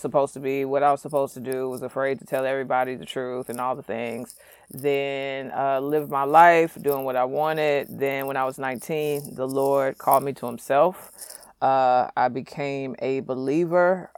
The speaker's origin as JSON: {"language": "English", "town": "St. Louis", "region": "Missouri", "country": "United States", "tie": "born or raised there", "said": "I was raised in St. Louis, single mother"}